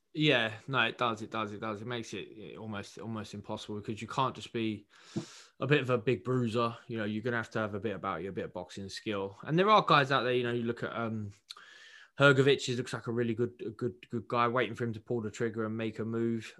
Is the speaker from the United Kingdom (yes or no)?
yes; United Kingdom; as a Brit